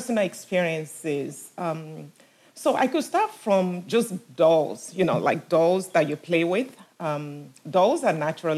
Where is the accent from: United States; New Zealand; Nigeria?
Nigeria; moved away; also born or lived in Enfield, London, England; about age five, me and my sister, we were taken back to Nigeria with my parents